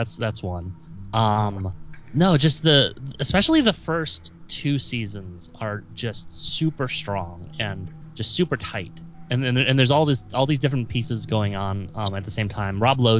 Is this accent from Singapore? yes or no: no; Central Time Zone, United States; moved away; I grew up in Central Time as well